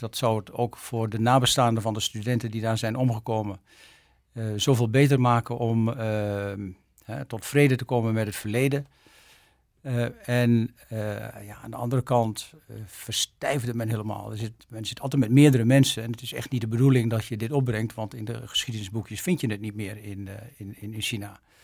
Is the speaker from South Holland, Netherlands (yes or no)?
yes; Arkel, South Holland, Netherlands; moved away as an adult; also born or lived in Leiden; now in Japan; geboren in Arkel, Zuid-Holland, 16 februari 1955